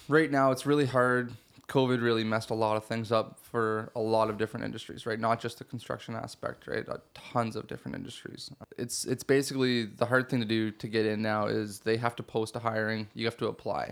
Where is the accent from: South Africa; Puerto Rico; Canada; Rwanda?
Canada; Shelburne, Ontario; I grew up in Shelburne, so not too far from here in Dufferin County